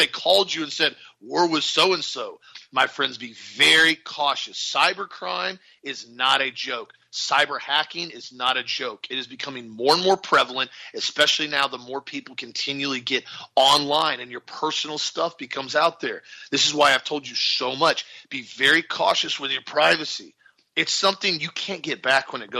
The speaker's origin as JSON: {"language": "English", "region": "Florida", "country": "United States", "said": "We're from Florida"}